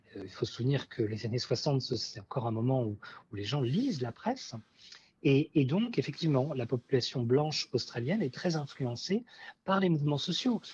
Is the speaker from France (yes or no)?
yes; France; en tant que Français